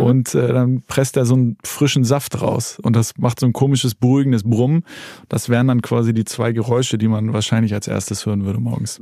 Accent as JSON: {"language": "German", "region": "Hamburg", "country": "Germany", "tie": "born or raised there", "said": "bin ich sozusagen äh, aufgewachsen in Hamburg."}